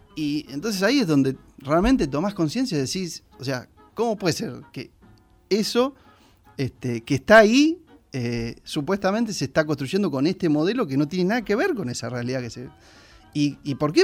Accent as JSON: {"language": "Spanish", "country": "Argentina", "said": "como gilenses, como argentinos, como americanos"}